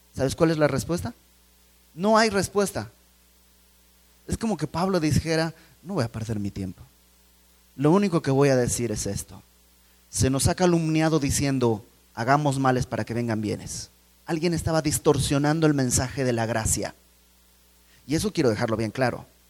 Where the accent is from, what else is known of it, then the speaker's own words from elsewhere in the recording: Bolivia; moved away; fui a Bolivia, donde, de donde yo soy